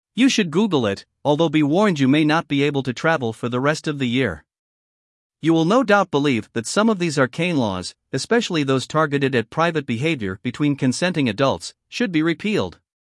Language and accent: English; Florida, United States; my home state, Florida